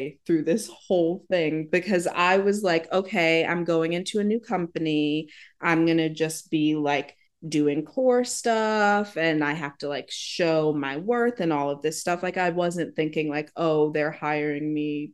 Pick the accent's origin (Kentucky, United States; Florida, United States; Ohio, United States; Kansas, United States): Ohio, United States; Cleveland; So I am from Cleveland, Ohio. I started dancing at 4